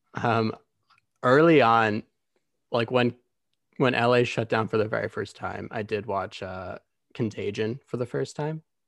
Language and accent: English; Grand Rapids, Michigan, United States; moved away as an adult; now in Los Angeles, United States; I'm originally from Grand Rapids, Michigan. I moved to L A about four years ago.